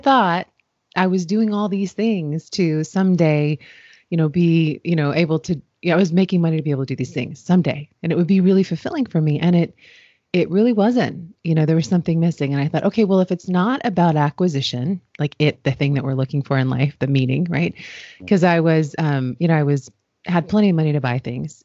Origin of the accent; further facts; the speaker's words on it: Washington, District of Columbia, United States; I grew up in Washington, D.C. in the U.S.